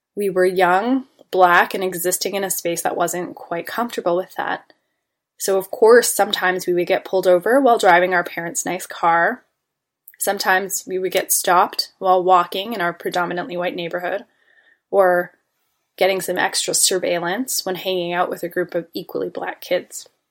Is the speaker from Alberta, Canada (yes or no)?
no; Toronto, Ontario, Canada; I was born and raised in Toronto, Ontario, Canada